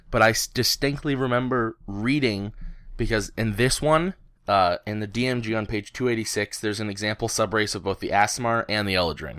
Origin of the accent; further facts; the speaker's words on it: Canada; I'm a Canadian